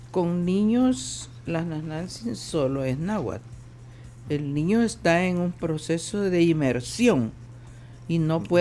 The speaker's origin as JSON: {"language": "Spanish", "town": "Izalco", "region": "Sonsonate", "country": "El Salvador", "tie": "born or raised there", "said": "Pero fuera de Santo Domingo, como por ejemplo en mi pueblo Izalco"}